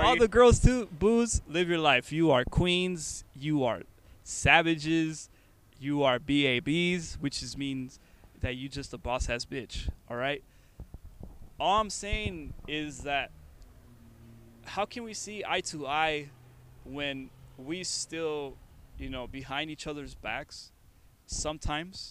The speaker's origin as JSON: {"language": "English", "country": "United States", "tie": "born or raised there", "said": "me and him, we're Americans. We were born here, but we come from Mexican backgrounds"}